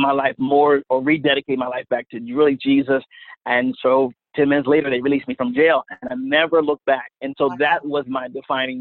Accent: Wilmington, Delaware, United States; I'm from Wilmington, Delaware, right outside of the Philadelphia region

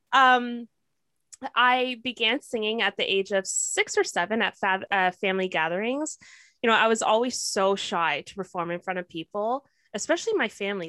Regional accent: Toronto, Ontario, Canada; also born or lived in Kingston, Ontario; I've been living in Toronto since I was eight years old

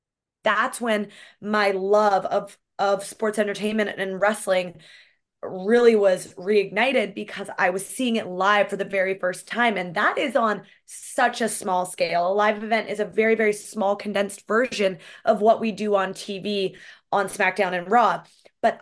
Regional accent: Canada; here's the thing about being a Canadian girl. Like, I know my hockey. I know my history.

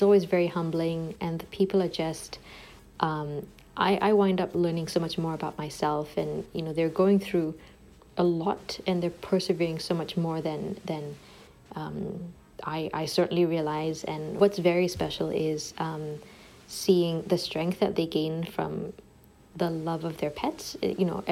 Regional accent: Singapore; born or raised there; moved away as an adult; now in Ottawa, Canada

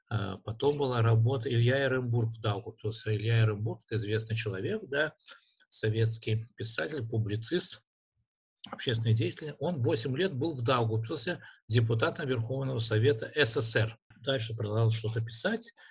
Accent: Daugavpils, Latgale, Latvia; во-первых, я родился в Даугавпилсе. Здесь родились и жили мои родители и большинство моих предков. Поэтому для меня это родная сторона.

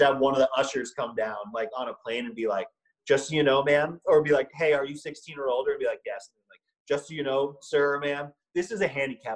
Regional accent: Long Island, New York, United States; I grew up on Long Island, and you're either Italian or Irish or Jewish

